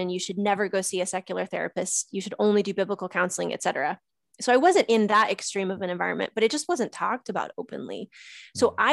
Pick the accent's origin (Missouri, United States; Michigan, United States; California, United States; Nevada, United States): Missouri, United States; I flew halfway across the country to a family get together uh, to my hometown in Missouri.